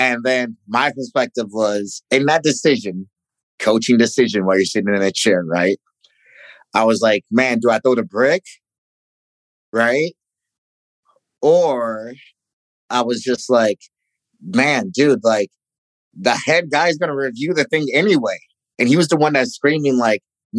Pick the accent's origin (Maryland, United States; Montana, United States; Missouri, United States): Missouri, United States; Ferguson; moved away; growing up in Ferguson